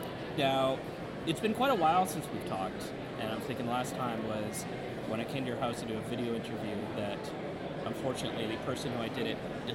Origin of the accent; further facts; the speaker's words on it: Tasmania, Australia; I don't do anything wrong. I'm from Tasmania.